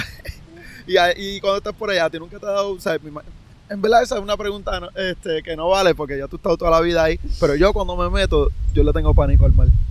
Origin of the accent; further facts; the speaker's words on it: Puerto Rico; el pueblo puertorriqueño apoyan a los suyos